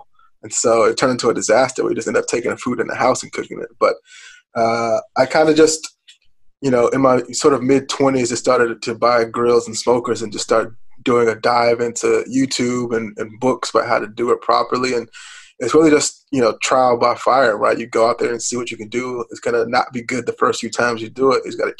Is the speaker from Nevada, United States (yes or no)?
no; Richmond, Virginia, United States; when I was growing up in Richmond, people would drive, you know, once a month, a couple hours down 95 to go to Ralph's Barbecue